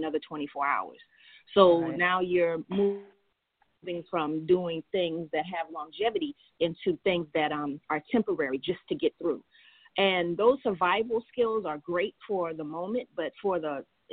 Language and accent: English; Charleston, South Carolina, United States; I am a Charleston native, Charleston, South Carolina